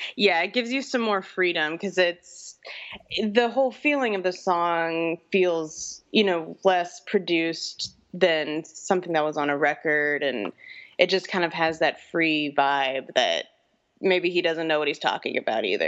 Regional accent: New Orleans, Louisiana, United States; now in Austin, United States; I'm from New Orleans originally, and we live in Austin, Texas now

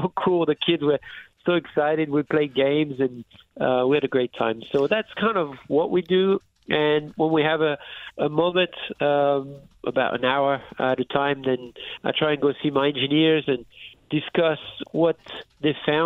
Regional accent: France; moved away; I was raised in France

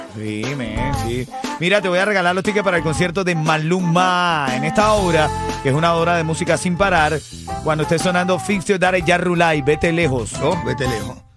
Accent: Venezuela; como venezolano

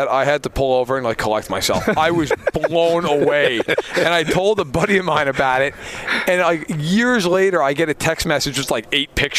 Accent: New York, United States; moved away; I was in New York. I grew up in New York.

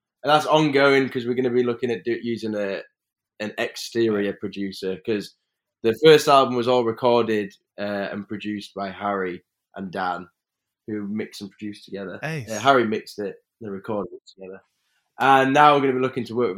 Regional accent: Leeds, Yorkshire and the Humber, United Kingdom; I'm from Leeds

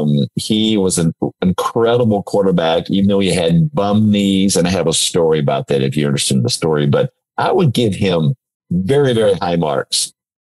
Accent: Atlanta, Georgia, United States; now in Canada; I'm originally from Atlanta, Georgia.

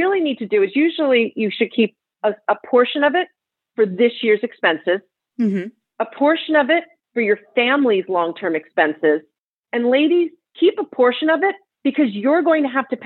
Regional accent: New Jersey, United States; now in California, United States; I'm from New Jersey and I live in California

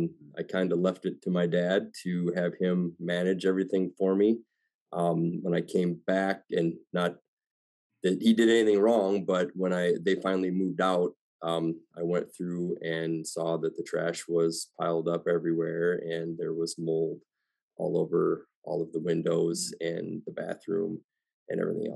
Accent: Illinois, United States; I'm from the Northern Illinois area, about 2 hours west of Chicago.

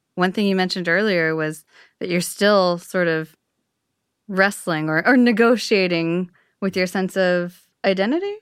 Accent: San Francisco Bay Area, California, United States; I'm from the Bay Area

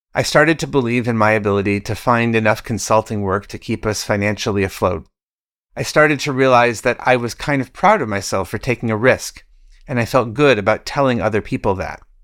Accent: Michigan, United States; my home state of Michigan

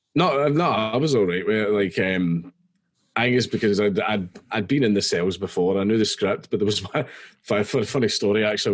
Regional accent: Scotland, United Kingdom; I'm Scottish

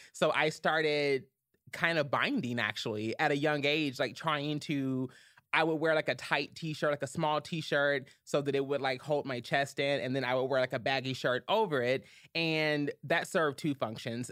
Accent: Louisville, Kentucky, United States; born or raised there

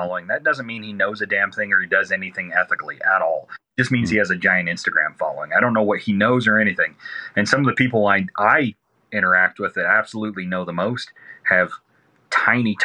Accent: Southeast Arizona, United States; I'm from Southeast Arizona.

